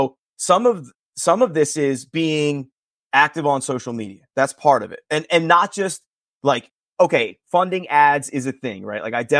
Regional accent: Northeast, United States; we're fortunate that we're from the Northeast.

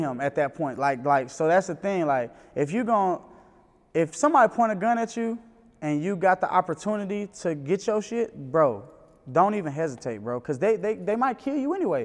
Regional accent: Memphis, Tennessee, United States; also born or lived in New York; now in Atlanta, United States; I'm from Memphis

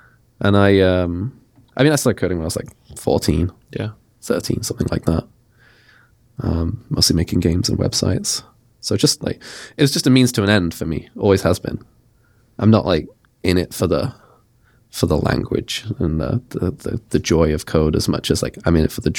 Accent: Nottingham, East Midlands, United Kingdom; I grew up in Nottingham, went to university in Sheffield, which is like 2 hours away.

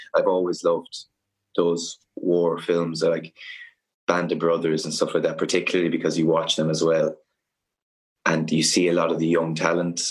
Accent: Cork, Munster, Ireland; I'm from Cork.

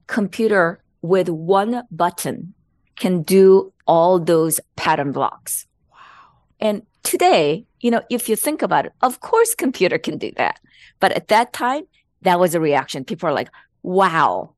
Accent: South Korea; English is a second language; moved away as an adult; now in United States; There was English class in South Korea at that time, but there was no non Koreans in living in Korea

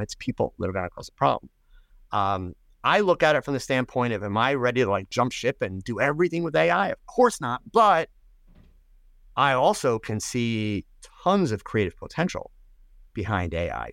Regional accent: United States; I'm an American

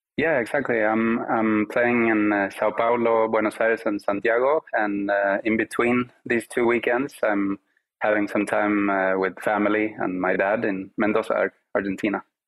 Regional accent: Sweden; English is a second language; growing up in Sweden, I grew up, you know, with Spanish at home, Swedish uh, with my friends

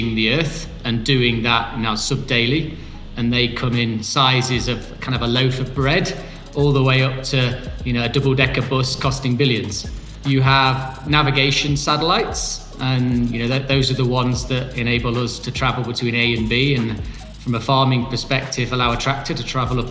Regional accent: United Kingdom; moved away as an adult; now in Bogota, Colombia; I'm British, but based in Bogota, Colombia

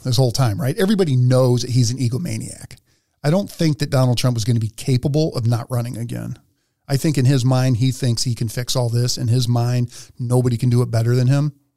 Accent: Philadelphia, Pennsylvania, United States; I grew up in Philly

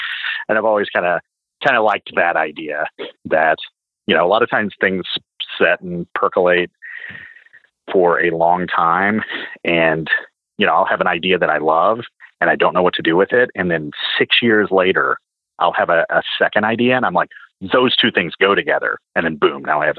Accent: the South, United States; And growing up in the South, obviously like trucking culture, you know, is bigger there, and especially when I was a kid.

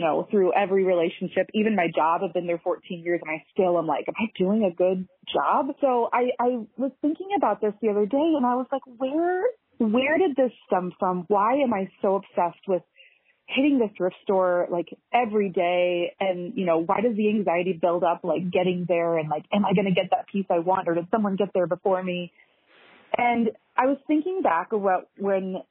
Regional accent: St. Louis, Missouri, United States; moved away as an adult; also born or lived in Overland Park, Kansas / Savannah, Georgia; now in Minneapolis, United States; I grew up in St. Louis, Missouri

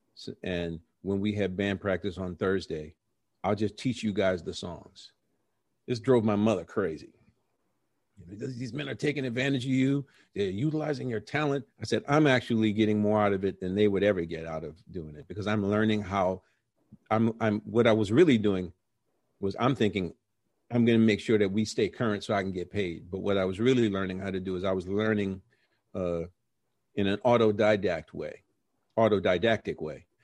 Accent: New Orleans, Louisiana, United States; moved away; also born or lived in Brooklyn / New York; we're from New Orleans

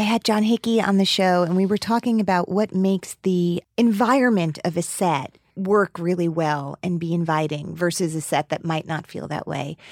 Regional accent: New Jersey, United States; I grew up in New Jersey

